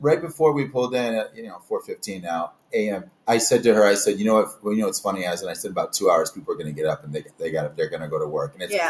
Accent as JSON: {"language": "English", "region": "Michigan", "country": "United States", "tie": "born or raised there", "also_born_or_lived": "Oklahoma / Missouri / Texas", "moved": "as an adult", "said": "I was born and raised in Michigan. I just feel like again, 49er states. And I went to college in Oklahoma. I went to college in Missouri, and again, Mom and I lived in Texas for a while."}